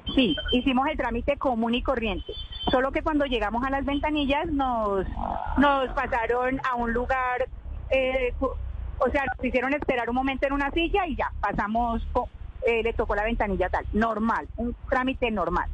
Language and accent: Spanish; Colombia; como cualquier colombiano